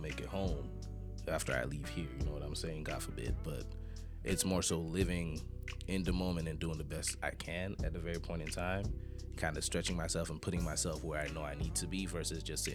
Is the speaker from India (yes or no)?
no; Nigeria; moved away as an adult; now in Jacksonville, United States; I'm from Nigeria. I've been in Jacksonville for almost 10 years